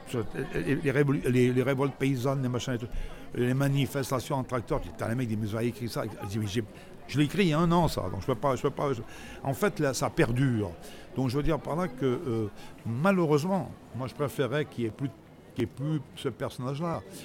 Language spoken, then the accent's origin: French; Grenoble, Auvergne-Rhône-Alpes, France; je suis né à Grenoble